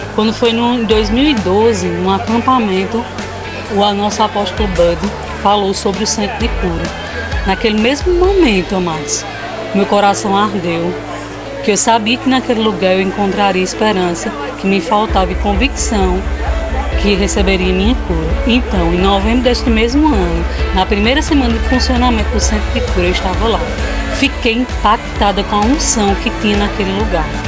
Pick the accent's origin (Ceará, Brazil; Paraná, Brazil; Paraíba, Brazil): Paraíba, Brazil; Campina Grande; sou aqui de Campina Grande.